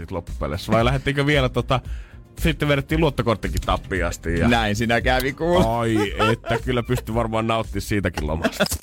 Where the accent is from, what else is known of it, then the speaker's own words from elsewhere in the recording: Helsinki, Uusimaa, Finland; Mä oon tämmönen stadilainen hieno